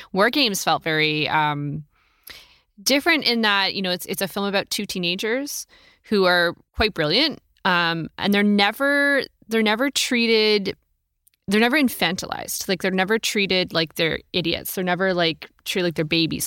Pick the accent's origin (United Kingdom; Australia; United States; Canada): United States; Oregon; I'm from Oregon